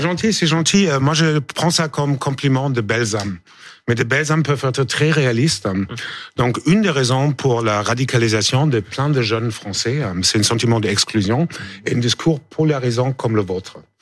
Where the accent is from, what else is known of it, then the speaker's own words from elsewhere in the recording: Germany; moved away; je suis allemand